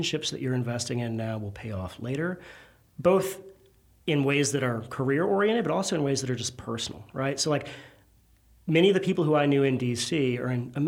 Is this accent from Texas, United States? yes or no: no; Virginia, United States; now in Louisiana, United States; I'm not from Louisiana. I'm from Virginia originally.